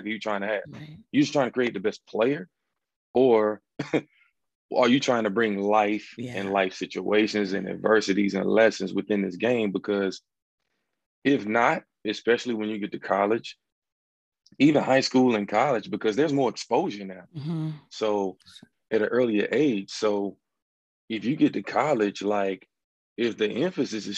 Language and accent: English; North Carolina, United States; I'm from North Carolina, basketball state, and grew up playing ball my whole life